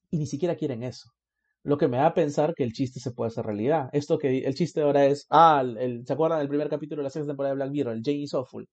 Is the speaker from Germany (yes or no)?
no; Peru